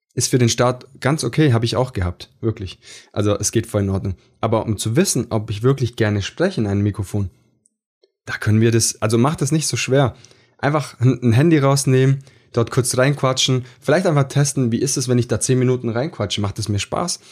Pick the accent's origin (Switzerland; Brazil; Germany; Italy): Italy; Ich bin Italiener